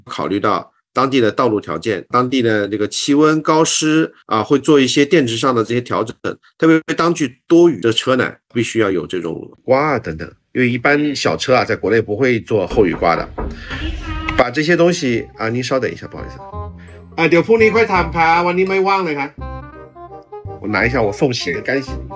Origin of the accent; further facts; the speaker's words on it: Xishuangbanna, Yunnan, China; moved away as an adult; now in Thailand; 从小在西双版纳长大，其实跟泰国是比较亲近的